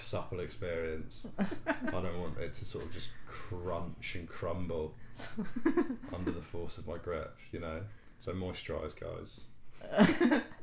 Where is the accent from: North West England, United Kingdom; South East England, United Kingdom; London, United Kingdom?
London, United Kingdom; moved away as an adult; growing up in London